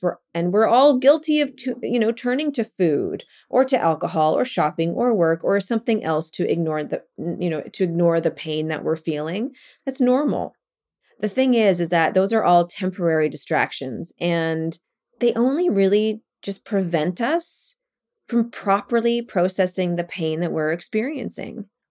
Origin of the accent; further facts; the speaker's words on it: Calgary, Alberta, Canada; moved away as an adult; also born or lived in Vancouver / Japan / Toronto / Brooklyn; now in New York, United States; I was born and raised in Calgary, Alberta